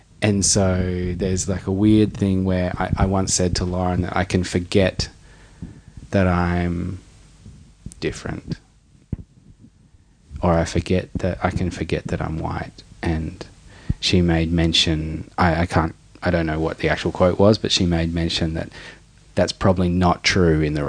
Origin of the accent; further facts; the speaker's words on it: Darwin, Northern Territory, Australia; all the boys that I grew up in Darwin breaking